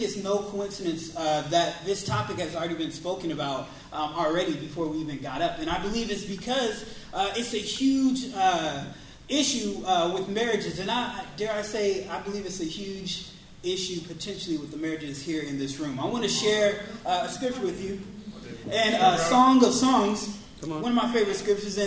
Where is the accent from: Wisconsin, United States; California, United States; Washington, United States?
Washington, United States; Seattle; we are from Seattle